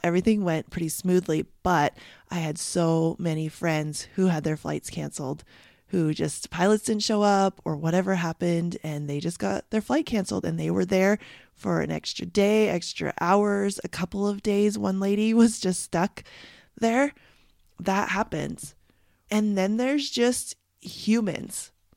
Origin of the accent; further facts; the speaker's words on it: Canada; I'm from Canada